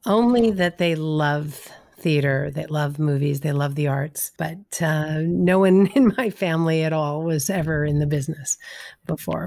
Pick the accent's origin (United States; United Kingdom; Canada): United States; Los Angeles, California; moved away; also born or lived in New York; growing up in Los Angeles, I didn't know anybody